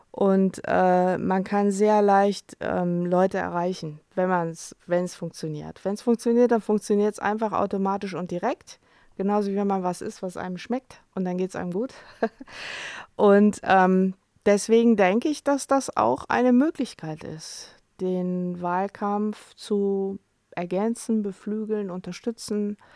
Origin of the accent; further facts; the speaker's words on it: Cologne, North Rhine-Westphalia, Germany; ich bin ja selber in Köln